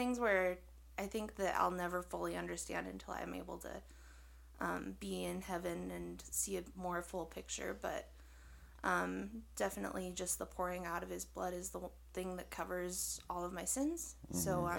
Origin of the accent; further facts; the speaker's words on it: Butte, Montana, United States; I'm born and raised in Butte.